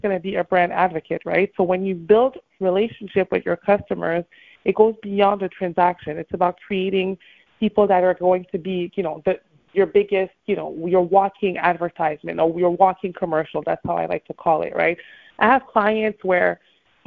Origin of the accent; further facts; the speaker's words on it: Montreal, Quebec, Canada; moved away as an adult; now in Miami, United States; I'm originally from Montreal, Canada, and I now live in Miami